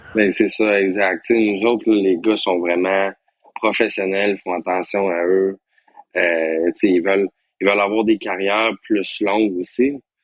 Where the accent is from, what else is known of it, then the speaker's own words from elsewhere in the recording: Quebec, Canada; chez nous au Québec, c'est quand même spécial